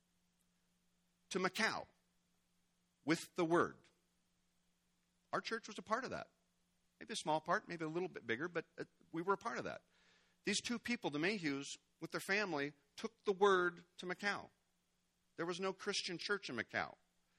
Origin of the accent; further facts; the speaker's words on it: United States; as an American